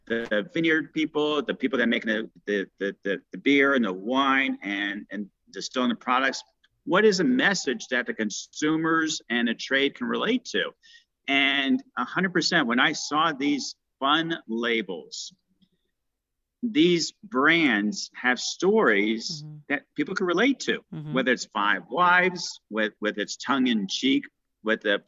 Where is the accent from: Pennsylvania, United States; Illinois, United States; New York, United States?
New York, United States; New York City; moved away as an adult; also born or lived in Miami, Florida / Orlando, Florida / Tampa, Florida / San Francisco, California; I grew up in New York City